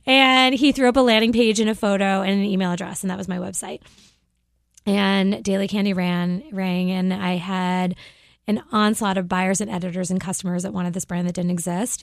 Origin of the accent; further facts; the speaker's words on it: Cape Cod, Massachusetts, United States; moved away as an adult; also born or lived in Boston / Philadelphia / New York; I grew up on Cape Cod